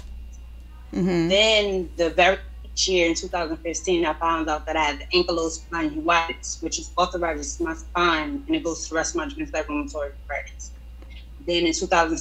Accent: Cross, South Carolina, United States; moved away; I'm originally from Cross, South Carolina, you know, back in the woods over there

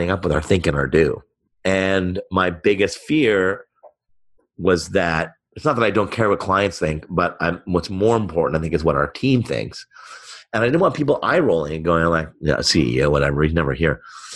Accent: Montreal, Quebec, Canada; I was born in Montreal

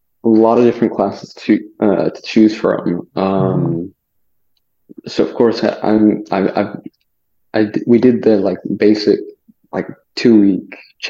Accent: Arizona, United States; And I'm like, "America." And he's like, "Yeah, we're in America." He's not gonna know it. And then so I just said Arizona.

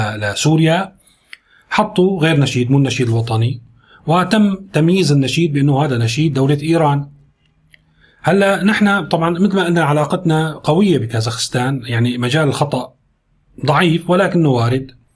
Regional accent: Syria; ونحن سوريين دمنا حامي

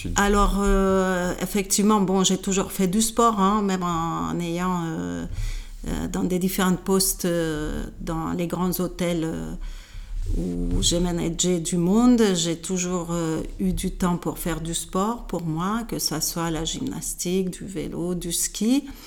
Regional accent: Hungary; French is a second language; moved away as an adult; also born or lived in Switzerland; now in France; je suis hongroise, d'origine hongroise. j'ai fait mes études en Hongrie jusqu'à mes 18 ans.

